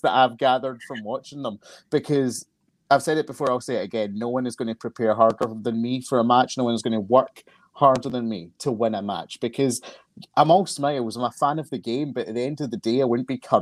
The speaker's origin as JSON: {"language": "English", "town": "Glasgow", "region": "Scotland", "country": "United Kingdom", "said": "I am from Glasgow in Scotland."}